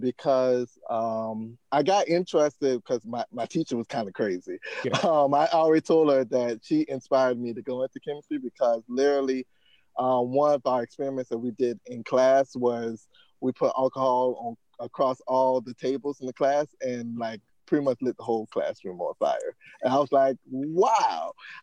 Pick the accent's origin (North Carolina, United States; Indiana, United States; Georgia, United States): Georgia, United States; Savannah; moved away as an adult; also born or lived in Massachusetts; now in Los Angeles, United States; I went to my hometown, Savannah State University